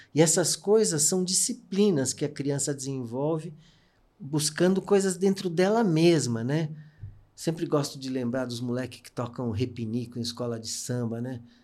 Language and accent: Portuguese; São Paulo, Brazil; eu nasci na Teodoro Sampaio, que é uma rua hipercomercial. Minha mãe tinha uma loja lá de relógios